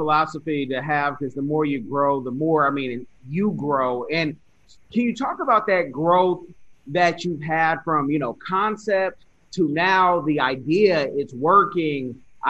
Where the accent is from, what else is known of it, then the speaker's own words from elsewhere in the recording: California, United States; also born or lived in Springfield; I'm originally from California, I've moved all over